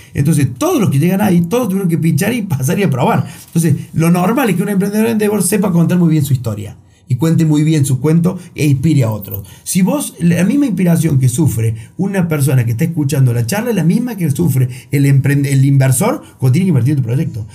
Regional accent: Río Cuarto, Córdoba, Argentina; Yo soy de Río Cuarto

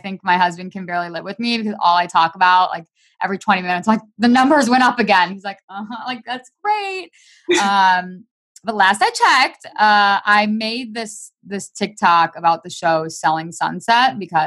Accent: Michigan, United States; now in Las Vegas, United States; I currently live in Las Vegas. However, I'm from Michigan. I grew up in Michigan and I miss it all the time.

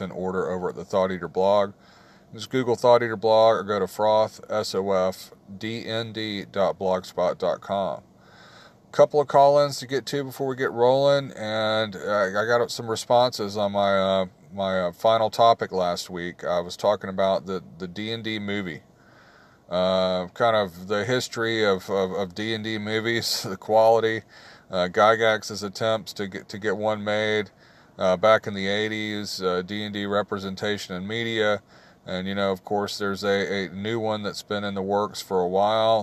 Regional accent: the South, United States; growing up in the South

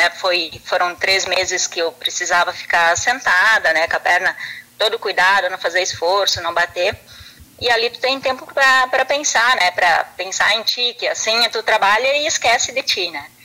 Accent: Derrubadas, Rio Grande do Sul, Brazil; now in Picada Café, Brazil; daí eu vim embora aqui para picar Café, que eu sou natural lá de Derubadas

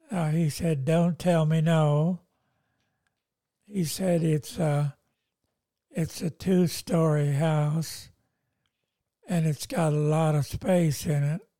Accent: Lebanon; moved away as an adult; now in Australia; I'm coming from Lebanon and I was a pastor of a church there and we lost everything there in Lebanon.

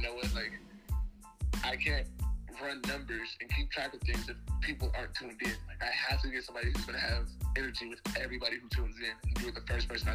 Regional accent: Inglewood, California, United States; moved away; also born or lived in Las Vegas, Nevada / Eastern New Mexico; I'm from Inglewood, California. I was raised there. I was born in Las Vegas, Nevada. My mom and I moved to Inglewood when I was like 3

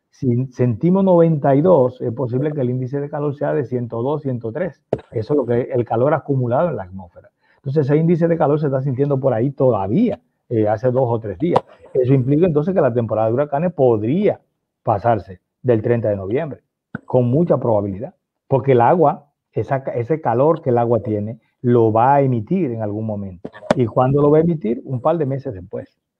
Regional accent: Puerto Rico; Nosotros somos de Puerto Rico

